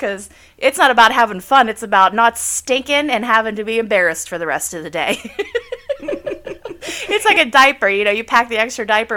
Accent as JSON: {"language": "English", "region": "southwestern Pennsylvania", "country": "United States", "tie": "born or raised there", "said": "I live in a small town in southwestern PA. I was born and raised here"}